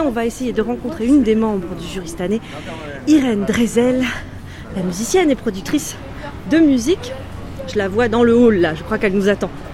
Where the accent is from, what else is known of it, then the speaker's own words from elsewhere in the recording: Brittany, France; je viens de Bretagne, du Morbihan.